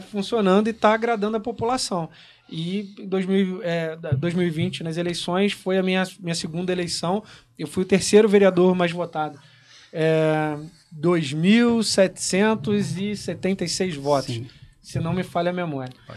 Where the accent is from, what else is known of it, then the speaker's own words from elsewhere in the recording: Correas, Rio de Janeiro, Brazil; also born or lived in Nogueira; no bairro onde eu nasci, no Nogueira, é onde eu fiz mais votos ali foi em Correios, porque eu cresci ali